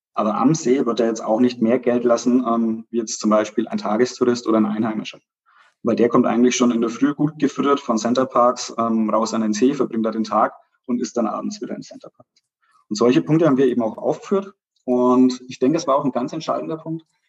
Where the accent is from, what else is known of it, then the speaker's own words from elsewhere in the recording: Pleinfeld, Bavaria, Germany; ich bin aus Kleinfeld